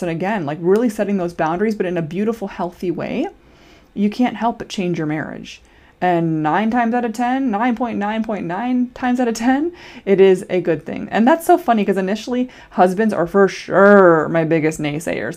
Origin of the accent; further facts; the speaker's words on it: Iowa, United States; now in Minnesota, United States; I'm a Minnesotan currently, born and raised in Iowa